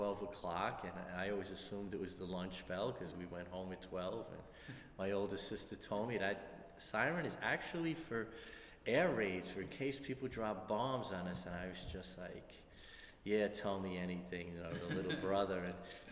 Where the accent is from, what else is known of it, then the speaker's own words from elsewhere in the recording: New York City, New York, United States; also born or lived in Bronx, New York; I was born in the Bronx, but we came to Brooklyn when I was three, and we moved into 636 Brooklyn Avenue. So it's a Brooklyn story. I grew up on Brooklyn Avenue in Brooklyn.